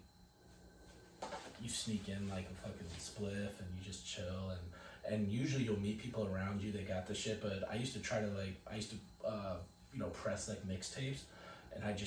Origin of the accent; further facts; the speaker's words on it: San Diego, California, United States; I'm from San Diego too